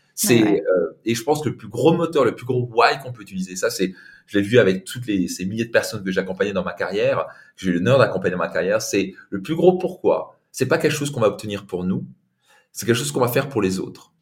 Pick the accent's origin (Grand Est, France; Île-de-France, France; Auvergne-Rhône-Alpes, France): Grand Est, France; Alsace; je viens d'Alsace avec un père italien